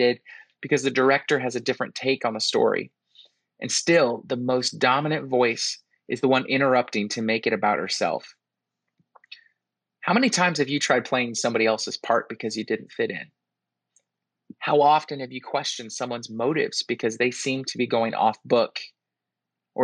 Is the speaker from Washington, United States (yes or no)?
yes; a small town outside of Seattle, Washington, United States; moved away as an adult; also born or lived in France / the South; I grew up in a small town outside of Seattle